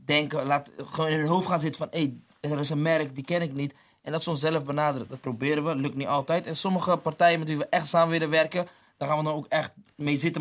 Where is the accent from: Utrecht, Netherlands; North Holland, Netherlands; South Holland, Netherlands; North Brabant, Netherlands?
South Holland, Netherlands; Rotterdam; We zijn daar opgegroeid